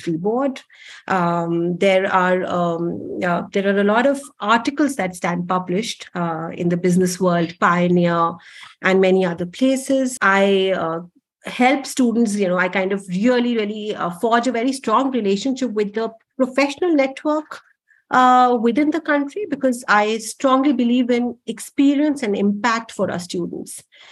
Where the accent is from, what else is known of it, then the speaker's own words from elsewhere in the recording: Delhi, India; I'm a typically born and brought up in Delhi